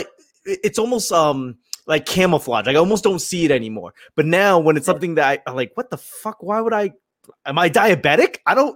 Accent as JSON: {"language": "English", "country": "United States", "said": "being part of like a marginalized demographic, you know, being Asian American"}